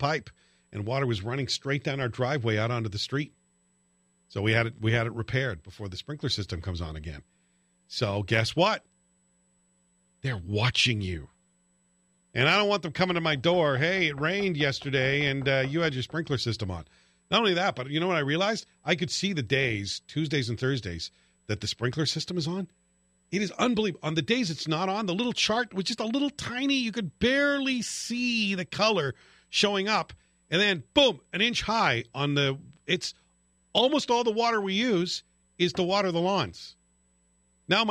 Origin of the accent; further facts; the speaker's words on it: near Glasgow, Scotland, United Kingdom; moved away; when I lived near Glasgow when I was a kid.